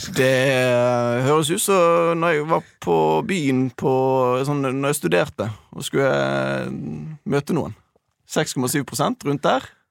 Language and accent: Norwegian; Bergen, Vestland, Norway; Jeg er jo dessverre fra Bergen